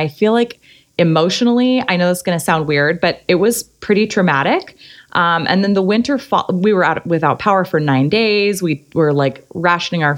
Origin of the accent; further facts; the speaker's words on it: Arizona, United States; moved away as an adult; also born or lived in San Diego / Kansas City / New York City / Hoboken; now in Long Beach, United States; I grew up in Arizona